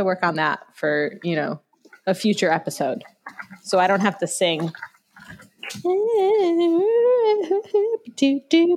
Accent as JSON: {"language": "English", "region": "New York", "country": "United States", "said": "I'm from New York"}